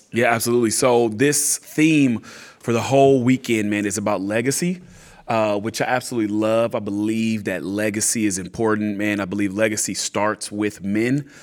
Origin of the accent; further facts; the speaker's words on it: California, United States; moved away as an adult; also born or lived in Atlanta, Georgia; now in San Antonio, United States; we're from California